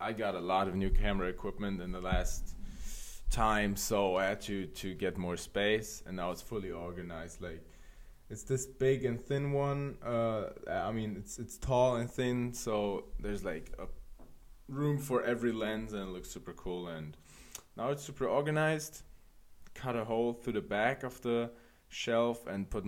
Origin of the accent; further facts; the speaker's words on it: Frankfurt, Hesse, Germany; moved away; my hometown, Frankfurt, first. That is in Germany too